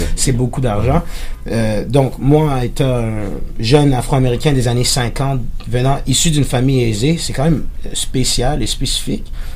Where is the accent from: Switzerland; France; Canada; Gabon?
Canada; Terrebonne, Quebec; first language French; J'étais au collège Saint-Sacrement à Terrebonne.